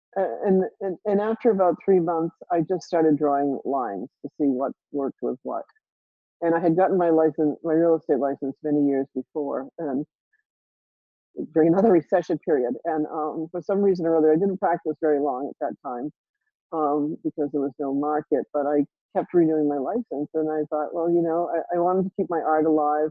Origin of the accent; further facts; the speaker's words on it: Rhode Island, United States; I grew up in Rhode Island